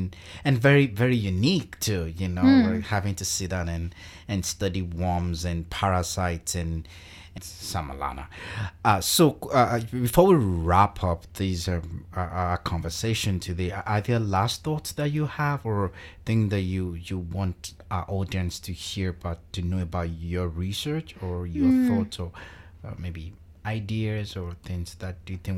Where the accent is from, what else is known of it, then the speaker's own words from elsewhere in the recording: Nigeria; now in Canada; No, Nigeria.